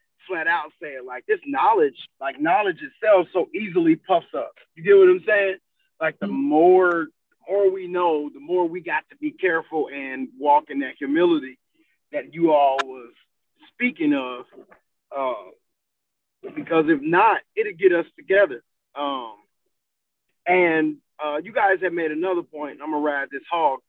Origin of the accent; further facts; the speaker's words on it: Ohio, United States; I was born in Ohio